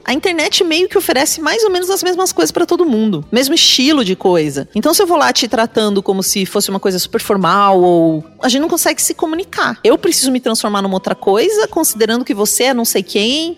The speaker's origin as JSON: {"language": "Portuguese", "town": "Pato Branco", "region": "Paraná", "country": "Brazil", "tie": "born or raised there", "said": "eu nasci lá em Pato Branco."}